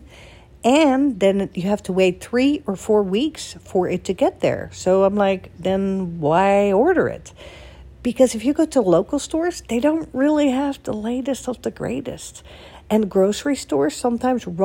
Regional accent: Netherlands; moved away as an adult; also born or lived in Florida, United States / Boston, United States / Beverly Hills, United States / New York, United States; now in United States; in Holland, where I'm from

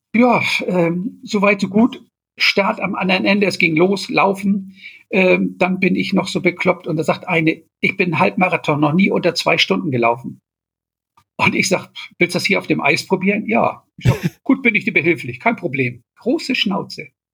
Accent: Germany; als Deutscher

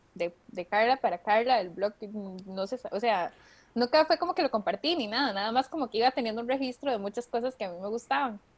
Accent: Costa Rica; yo soy de Costa Rica, por eso digo la R así

